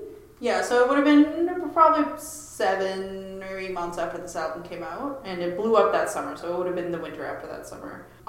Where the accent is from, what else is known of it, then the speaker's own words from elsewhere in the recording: Ottawa, Ontario, Canada; I grew up in Ottawa and I was too far away